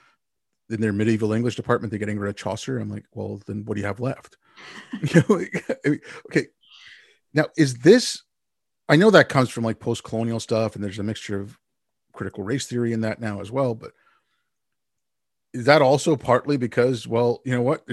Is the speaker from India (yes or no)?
yes; India; I was born in India.